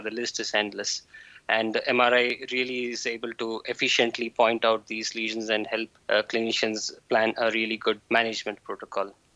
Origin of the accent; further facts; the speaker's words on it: India; now in Jülich, Germany; I'm from India.